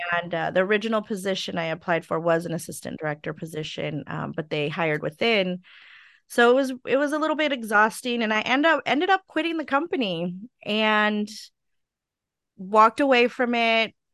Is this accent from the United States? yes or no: yes; Stockton, California, United States; also born or lived in Sacramento, California; I grew up in Stockton